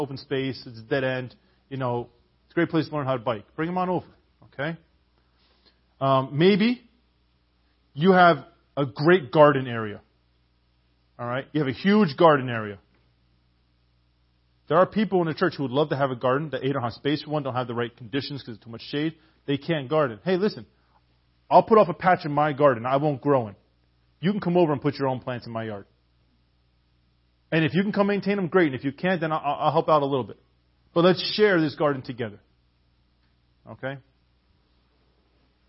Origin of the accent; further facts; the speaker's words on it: Canada; I'm a Canadian